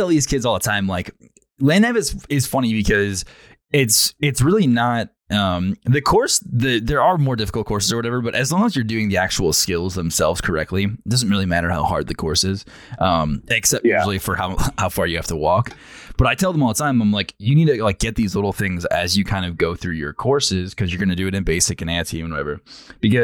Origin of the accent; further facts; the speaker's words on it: New York, United States; I'm from New York, so, like, I didn't really do a lot of shooting beforehand